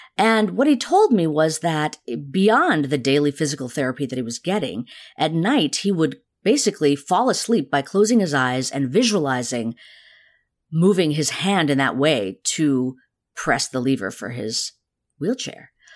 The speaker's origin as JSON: {"language": "English", "country": "India", "tie": "born or raised there", "moved": "yes", "said": "I was actually born in the town that Gandhi's ashraman i-, is"}